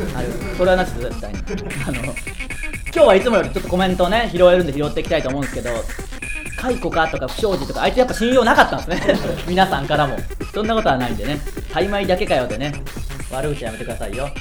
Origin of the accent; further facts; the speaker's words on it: Tsuyama, Okayama, Japan; 僕らの地元である岡山県津山市